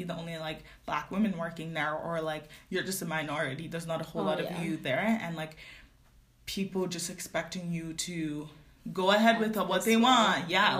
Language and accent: English; Nigeria; accent: Nigerian; No, literally. My Nigerian accent is coming out.